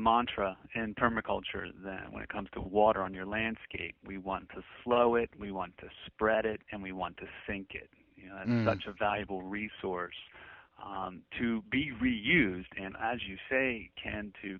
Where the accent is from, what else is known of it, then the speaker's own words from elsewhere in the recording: England, United Kingdom; I've got southern roots. Our family's from North Carolina and points south. As a young boy, when I grew up in England, I certainly did sound English, but I think the Southern's a little bit stronger in me.